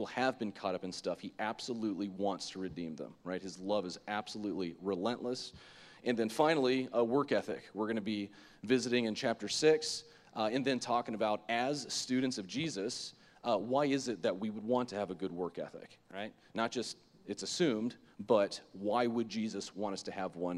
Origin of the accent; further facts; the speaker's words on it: Lake Worth, Florida, United States; I grew up in Lake Worth, Florida, West Palm Beach area, and so from the ages of 0 to 18